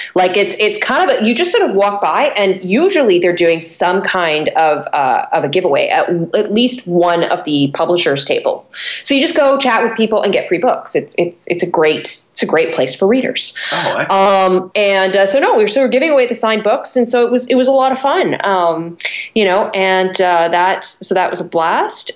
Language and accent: English; Canada; I'm a Canadian